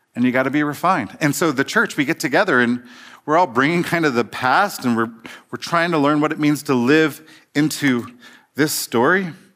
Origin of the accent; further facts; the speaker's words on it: Cincinnati, Ohio, United States; I grew up in Cincinnati in the eighties, Reagan years